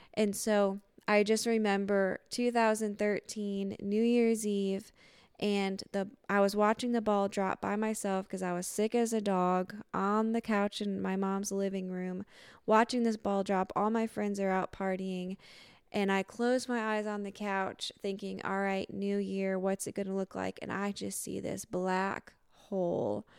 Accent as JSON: {"language": "English", "town": "Lansing", "region": "Michigan", "country": "United States", "tie": "born or raised there", "moved": "yes", "said": "born and raised in Lansing, Southside"}